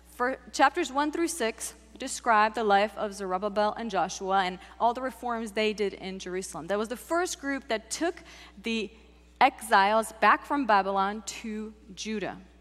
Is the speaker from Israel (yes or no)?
no; Czechia; now in United States; I grew up in the Czech Republic